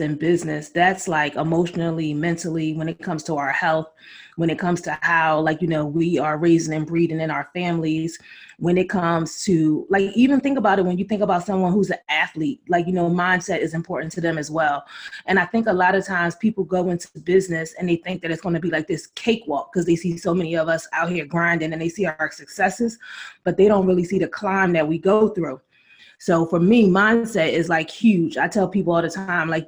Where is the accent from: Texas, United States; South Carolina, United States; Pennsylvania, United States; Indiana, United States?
Pennsylvania, United States; Philadelphia; I grew up in West Philly, 40th and Market in the 90s